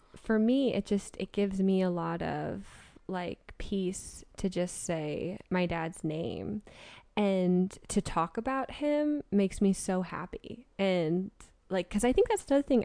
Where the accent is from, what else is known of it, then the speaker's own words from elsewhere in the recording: West Coast, United States; I grew up on the West Coast